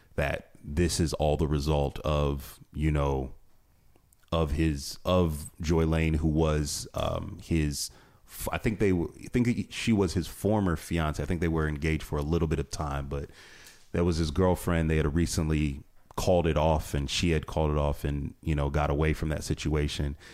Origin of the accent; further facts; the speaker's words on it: Northeast Ohio, United States; I'm originally from this area. I'm born and raised in Northeast Ohio